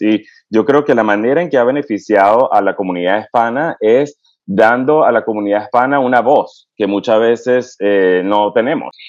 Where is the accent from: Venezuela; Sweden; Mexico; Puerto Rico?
Venezuela; moved away as an adult; also born or lived in United States; now in North Carolina, United States; en Venezuela me crié hasta que estudié medicina allá y después emigré eh, a los Estados Unidos